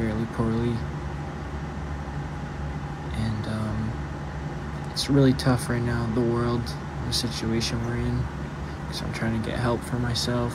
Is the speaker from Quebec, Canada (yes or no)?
no; Ontario, Canada; I'm from Ontario, Canada